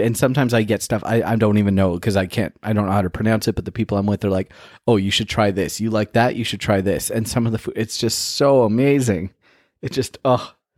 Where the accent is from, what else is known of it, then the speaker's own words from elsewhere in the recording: Toronto, Ontario, Canada; growing up in Toronto